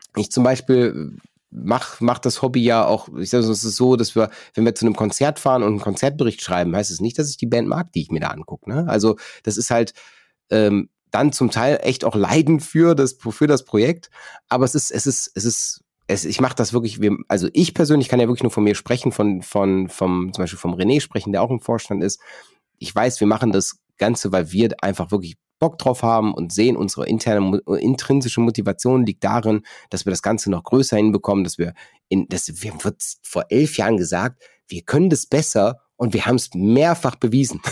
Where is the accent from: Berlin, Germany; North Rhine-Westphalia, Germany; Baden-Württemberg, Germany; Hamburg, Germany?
North Rhine-Westphalia, Germany; ich komme aus, komme aus NRW